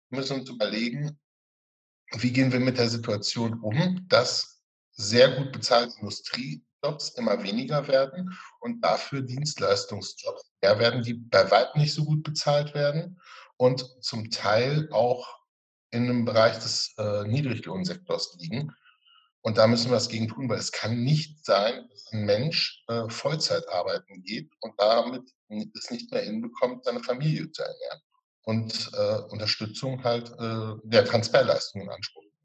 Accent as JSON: {"language": "German", "town": "Witten", "region": "North Rhine-Westphalia", "country": "Germany", "said": "du kommst aus Hattingen, ich komme aus Witten, liegt nah, äh, nah beieinander."}